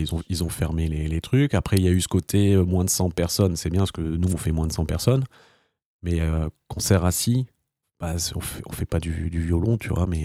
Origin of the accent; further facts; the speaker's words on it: France; en tant que Français